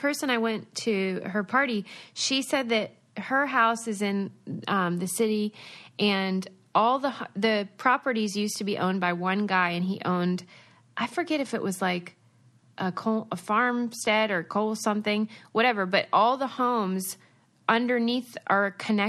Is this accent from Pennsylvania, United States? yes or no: yes; Pennsylvania, United States; moved away; I'm from Pennsylvania.